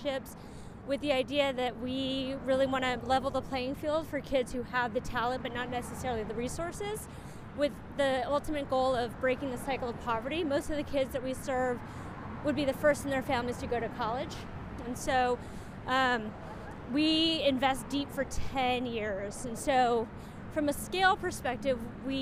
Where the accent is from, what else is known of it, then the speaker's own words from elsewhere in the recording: San Francisco, California, United States; moved away as an adult; also born or lived in New York; I was itching to leave San Francisco because it's my hometown